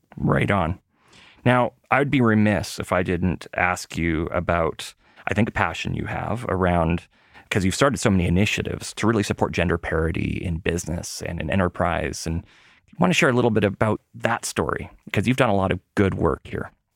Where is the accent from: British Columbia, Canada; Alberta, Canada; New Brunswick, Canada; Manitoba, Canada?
Manitoba, Canada; Winnipeg; moved away; when I was a kid growing up in Winnipeg